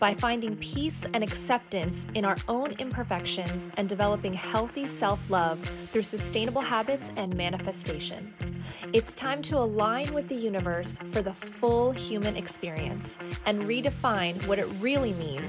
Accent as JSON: {"language": "English", "town": "Kansas City", "country": "United States", "tie": "born or raised there", "said": "And we grew up together in Kansas City in the United States."}